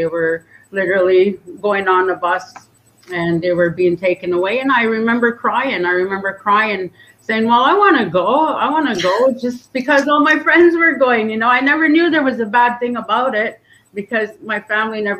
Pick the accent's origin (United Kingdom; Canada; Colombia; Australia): Canada; Lillooet, British Columbia; also born or lived in Pavilion; So I grew up in the community of Lowit